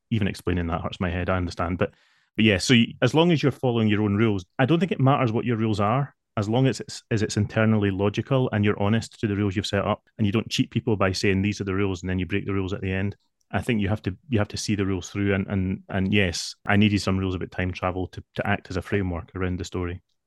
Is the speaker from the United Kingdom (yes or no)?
yes; Scotland, United Kingdom; I am definitely Scottish